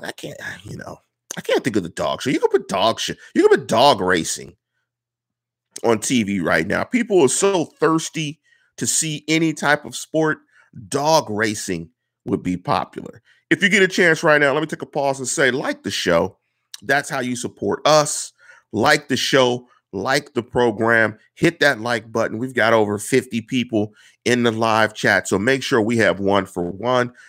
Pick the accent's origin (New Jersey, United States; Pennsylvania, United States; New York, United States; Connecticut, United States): Pennsylvania, United States; Pittsburgh; I come from Manchester. I come from the one five two three three. I come from about five minutes from Heinz Field. I'm from the north side